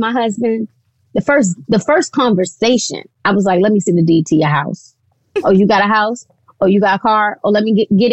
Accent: Baltimore, Maryland, United States; I'm from Baltimore. The L is definitely there

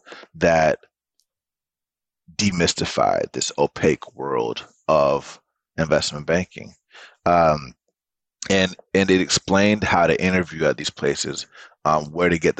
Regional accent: Atlanta, Georgia, United States; I did grow up in Atlanta

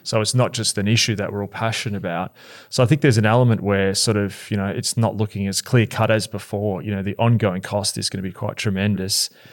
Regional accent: Australia; as an Aussie

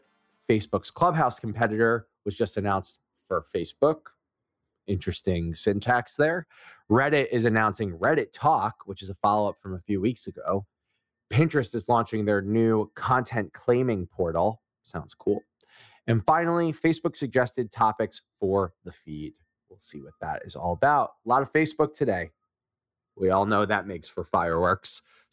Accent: Philadelphia, Pennsylvania, United States; I'm from Philly

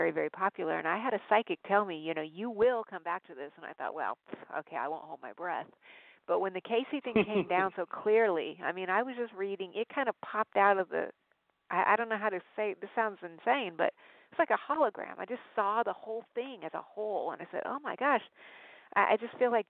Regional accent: Albuquerque, New Mexico, United States; moved away; I was born in Albuquerque

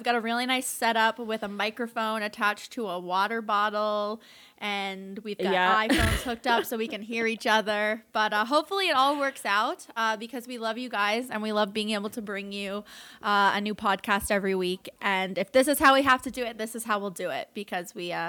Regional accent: Canada; we're Canadian and we use metric

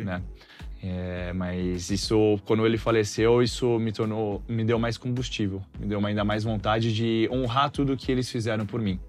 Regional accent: Santos, São Paulo, Brazil; moved away; also born or lived in Argentina / São José dos Campos / Ribeirão Preto; eu tive que voltar para Santos, minha cidade natal.

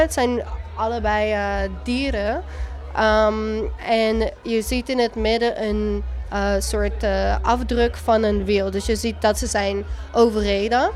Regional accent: Netherlands; now in United States

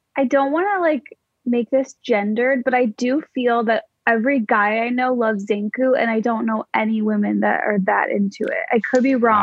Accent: Skokie, Illinois, United States; my hometown, Skokie, Illinois

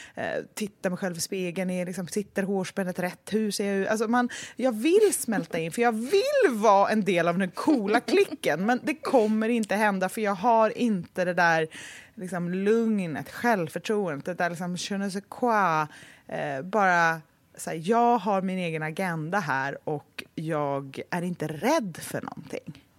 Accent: Gothenburg, Västra Götaland, Sweden; now in Stockholm, Sweden; min uppväxt i Göteborg

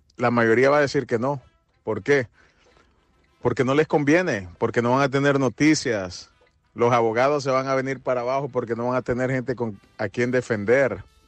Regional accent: El Salvador; Es nuestro país

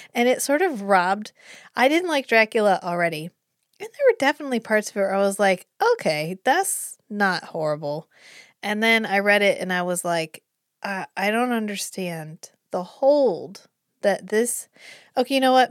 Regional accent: United States; we're from America

